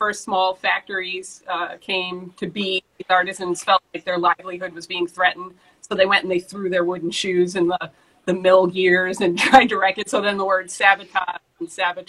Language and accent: English; Swampscott, Massachusetts, United States; also born or lived in France; I grew up in Swampscott, that's just north of Austin